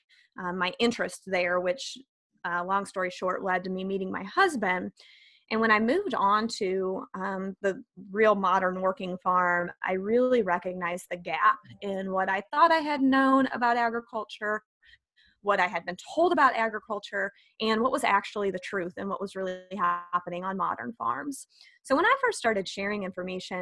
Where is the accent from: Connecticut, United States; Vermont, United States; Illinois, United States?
Illinois, United States; northern; I grew up in northern Illinois, about 60 miles west of Chicago